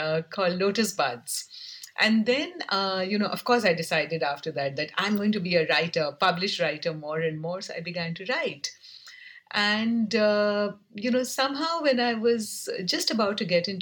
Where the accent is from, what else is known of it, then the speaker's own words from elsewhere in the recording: Kolkata, West Bengal, India; I used to be a girl growing up in Calcutta